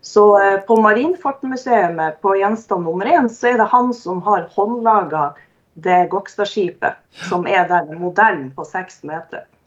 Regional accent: Narvik, Nordland, Norway; moved away as an adult; also born or lived in Porsgrunn / Skien; jeg har vokst opp i Narvik, eh, i, bodd der i 23 år

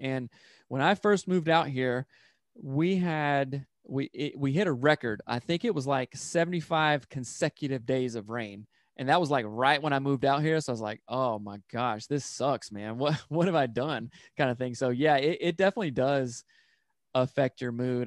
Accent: upstate South Carolina, United States; moved away as an adult; now in Seattle, United States; I'm from South Carolina, and, like, in the upstate area

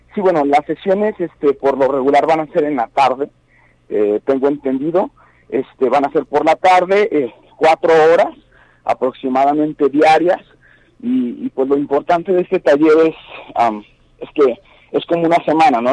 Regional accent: Guanajuato, Mexico; yo soy de Guanajuato pero sin embargo trabajo en muchísimos estados de la República

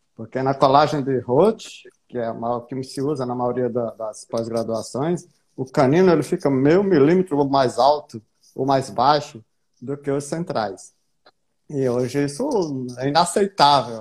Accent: Paraíba, Brazil; Sou paraibano aqui

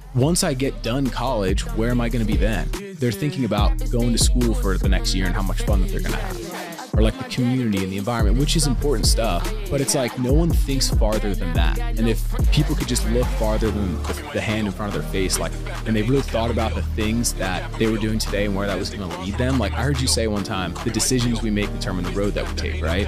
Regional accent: Pennsylvania, United States; I grew up in Pennsylvania

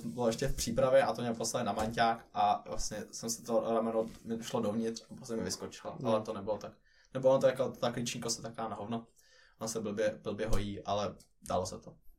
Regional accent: Czechia; now in Finland; vrátil se sem do Čech a zkusil tady

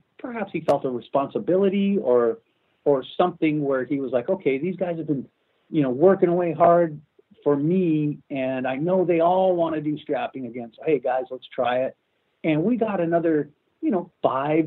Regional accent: Los Angeles, California, United States; moved away as an adult; also born or lived in Vancouver, Canada; as an American, and as an American who essentially, you know, who grew up in Los Angeles

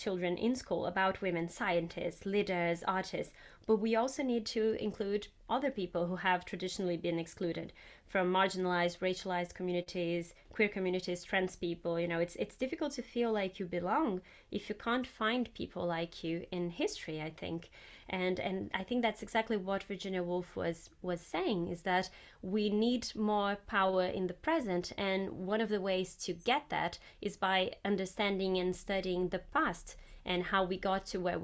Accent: Brazil; moved away; when I was growing up in Brazil

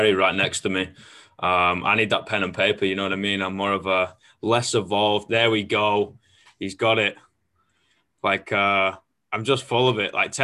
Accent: the north of England, United Kingdom; I'm from Northern England

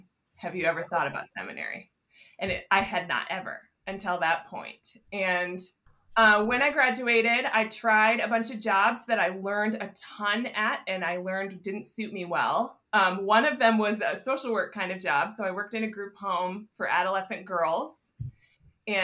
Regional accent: Grand Rapids, Michigan, United States; I grew up in Grand Rapids, Michigan, in the suburbs here

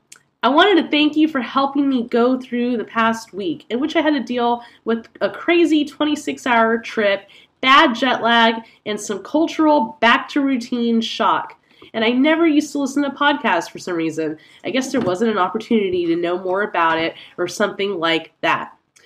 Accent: Lithuania; As I said, I'm from Lithuania, but I was just visiting some of my family in San Francisco.

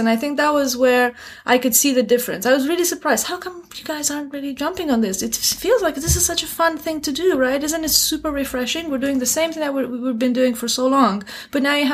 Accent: Romania; moved away as an adult; also born or lived in Beijing, China / Bucharest, Romania; now in Shanghai, China; Growing up in Romania

